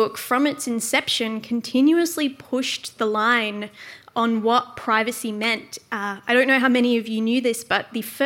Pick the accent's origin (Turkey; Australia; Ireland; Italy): Australia; also born or lived in Netherlands; as an Australian